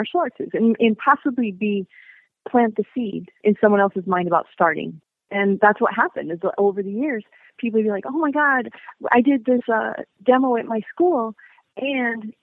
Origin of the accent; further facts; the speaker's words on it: United States; moved away as an adult; also born or lived in Korea; an American living in Korea